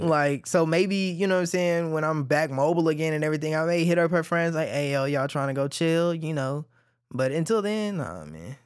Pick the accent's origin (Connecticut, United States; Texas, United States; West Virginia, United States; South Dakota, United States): Texas, United States; Cedar Hill; also born or lived in Oak Cliff, Dallas; I grew up in Cedar Hill